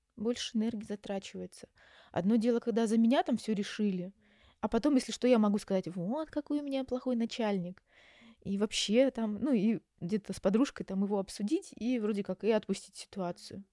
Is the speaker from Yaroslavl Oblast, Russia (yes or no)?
yes; Yaroslavl, Yaroslavl Oblast, Russia; moved away as an adult; also born or lived in Moscow; now in Istanbul, Turkey; я сама родом из Ярославля, закончила наш психфак Ярославский